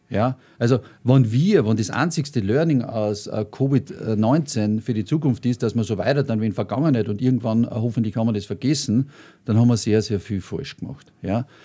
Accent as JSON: {"language": "German", "country": "Austria", "said": "als Österreicher darf ich das sagen, ich war sehr, sehr viel unterwegs."}